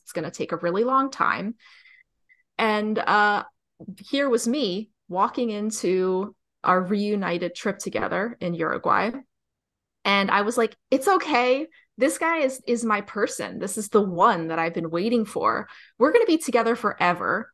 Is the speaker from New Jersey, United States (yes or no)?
yes; New Jersey, United States; I'm from New Jersey